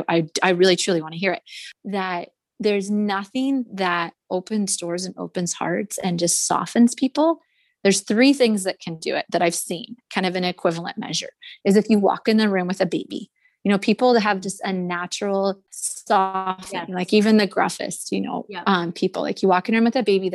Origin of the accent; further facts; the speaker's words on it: Forks, Washington, United States; I grew up in Forks